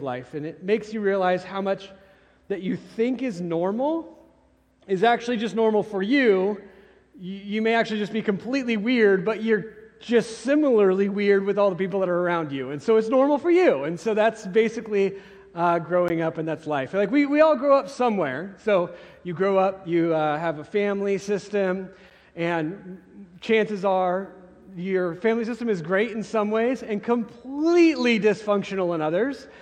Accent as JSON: {"language": "English", "town": "Carson City", "region": "Nevada", "country": "United States", "tie": "born or raised there", "also_born_or_lived": "California", "moved": "yes", "lives_now": "Bentonville, United States", "said": "I grew up in Carson City, Nevada before"}